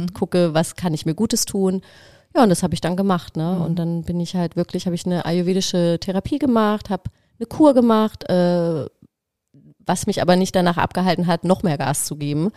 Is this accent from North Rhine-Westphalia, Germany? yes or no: no; Black Forest, Baden-Württemberg, Germany; moved away; ich bin halt im Schwarzwald groß geworden